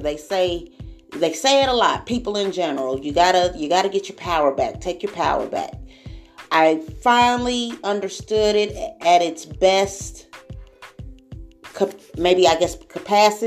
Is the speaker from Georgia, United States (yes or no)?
no; Springfield, Missouri, United States; moved away; I was born here in Springfield, Missouri. Went to Boyd Elementary, Berry Elementary, Jared Middle School, like a Northside kid. Then we moved Midtown, but Springfield has been home all of my life